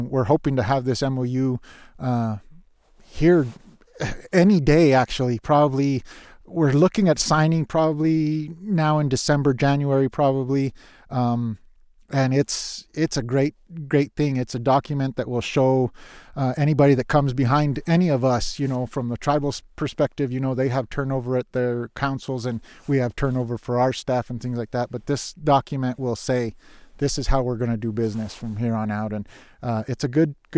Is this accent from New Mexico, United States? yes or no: yes; New Mexico, United States; moved away as an adult; also born or lived in Nevada; now in Minnesota, United States; I grew up ice fishing in New Mexico